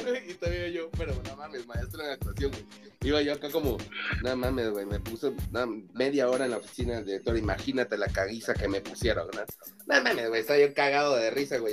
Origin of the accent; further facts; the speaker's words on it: Mexico; la gente habla así en México, güey. O sea, esta es nuestra forma de hablar